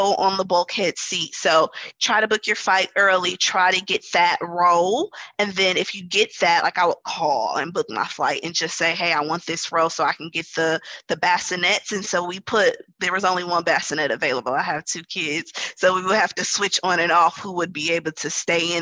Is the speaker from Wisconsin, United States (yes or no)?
yes; Wisconsin, United States; now in New Orleans, United States; I am from Wisconsin and I live in New Orleans